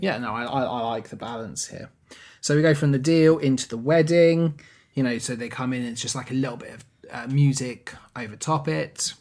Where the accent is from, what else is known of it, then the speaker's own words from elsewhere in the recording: England, United Kingdom; we're English